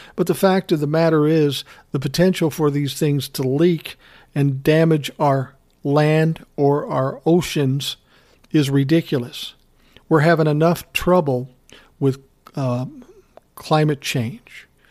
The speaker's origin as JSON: {"language": "English", "region": "Minnesota", "country": "United States", "said": "I'm from Minnesota."}